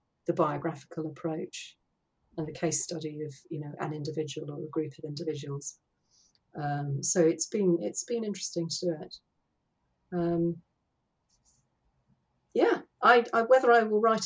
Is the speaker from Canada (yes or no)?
no; Hertfordshire, East of England, United Kingdom; I come from Hertfordshire. I was born and brought up in Hertfordshire.